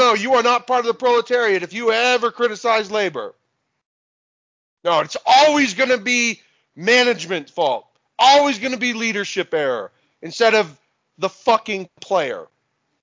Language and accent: English; United States; I'm an American